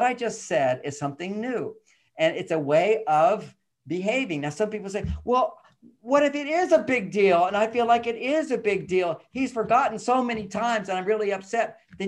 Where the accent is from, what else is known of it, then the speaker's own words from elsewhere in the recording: Texas, United States; I'm a guy growing up in Texas during the Vietnam War